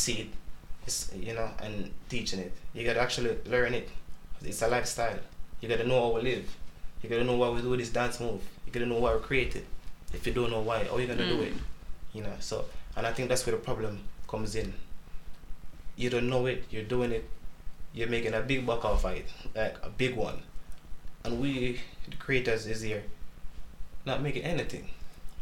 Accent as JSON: {"language": "English", "country": "Jamaica", "first_language": "Jamaican Patois", "second_language": "English", "said": "my English is pretty bad, I'm from Jamaica, I speak patois"}